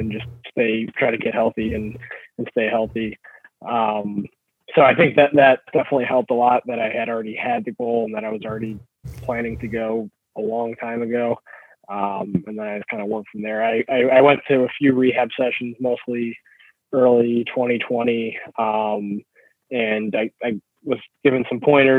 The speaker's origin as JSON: {"language": "English", "area": "Burning River", "region": "Ohio", "country": "United States", "tie": "born or raised there", "said": "Burning River and, you know, my hometown race"}